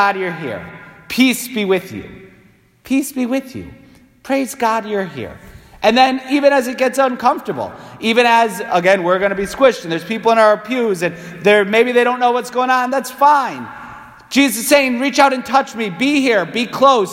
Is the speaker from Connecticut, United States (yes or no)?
yes; Waterbury, Connecticut, United States; being born and raised in New England